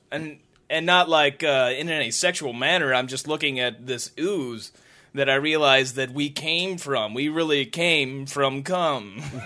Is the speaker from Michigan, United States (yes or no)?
no; Washington, Missouri, United States; growing up in Washington, Missouri